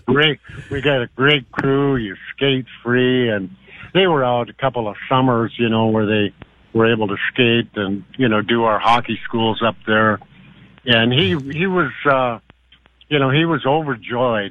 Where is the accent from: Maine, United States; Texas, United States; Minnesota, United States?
Minnesota, United States; Warroad; also born or lived in Buffalo Point, Manitoba; we're all originally from Warroad and Buffalo Point, Manitoba, which is just across the bay from Warroad